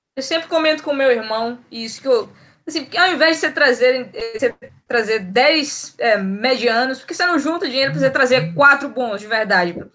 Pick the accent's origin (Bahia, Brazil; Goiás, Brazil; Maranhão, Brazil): Bahia, Brazil; Jacobina; direto de Jacobina, na Bahia esse sotaque meio diferente